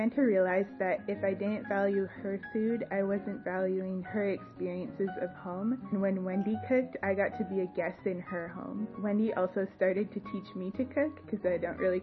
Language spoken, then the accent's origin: English; Barrhead, Alberta, Canada; moved away; also born or lived in Africa; I grew up in Barrhead, Alberta.